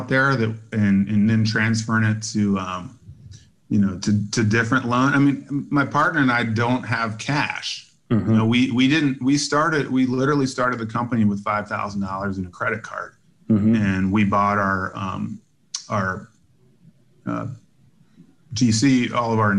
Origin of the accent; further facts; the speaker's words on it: Virginia, United States; now in Chicago, United States; I grew up in Virginia and live in Chicago now